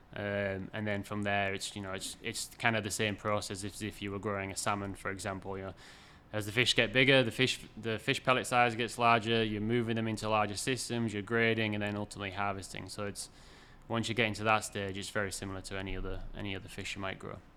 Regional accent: York, Yorkshire and the Humber, United Kingdom; moved away as an adult; also born or lived in Canada / British Columbia / Washington / Massachusetts; now in Maine, United States; I'm originally from York in the U K, but I've been over in the U S now for, I think, twelve years, if not a little bit more.

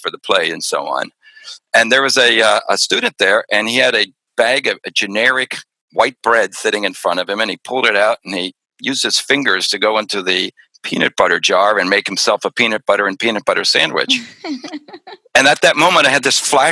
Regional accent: Pennsylvania, United States; growing up in Pennsylvania.

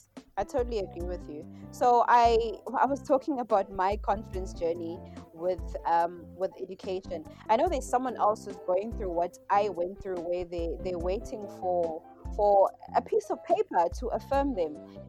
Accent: Phoenix, KwaZulu-Natal, South Africa; also born or lived in Cape Town; It was just a school in Phoenix. So that's being an Indian school.

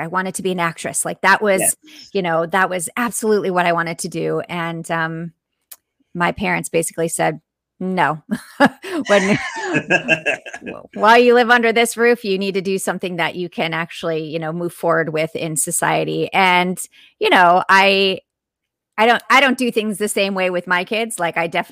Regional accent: Sarasota, Florida, United States; Sarasota, Florida

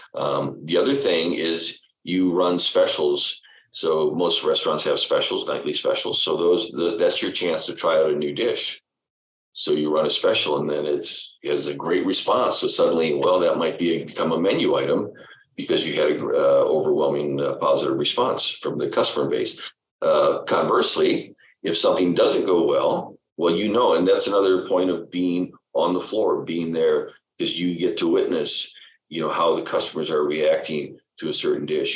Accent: Detroit, Michigan, United States; also born or lived in Los Angeles; our family went back and forth between L.A. and Detroit, but I was born in Detroit and spent uh, yeah uh, okay junior high and high school there.

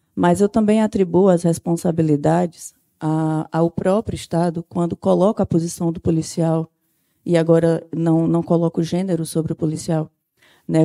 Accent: Sertão, Brazil; moved away; eu não sou daqui da capital, eu sou sertaneja

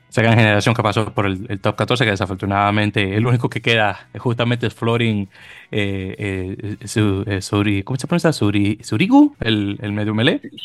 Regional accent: Dominican Republic; como buen dominicano que soy

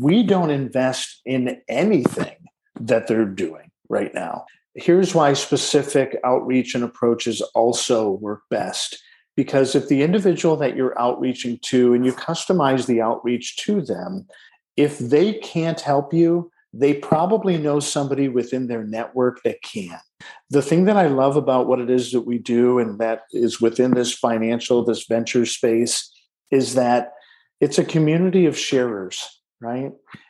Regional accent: Detroit, Michigan, United States; born there; I was born in Detroit, Michigan, in the shadow of a Ford manufacturing plant's smokestack, as my mother likes to say.

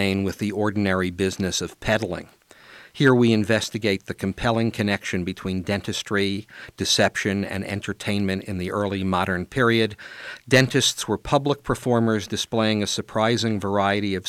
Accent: New York City, New York, United States; I grew up in Brooklyn

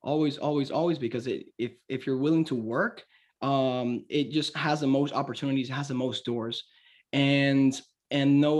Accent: Cuba; now in United States; I say Cuba, but I'm American.

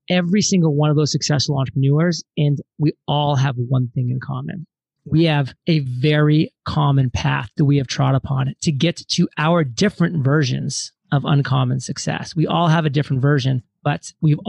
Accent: Maine, United States; moved away; also born or lived in Providence, Rhode Island; born and raised in Maine, went to school in Providence, Rhode Island

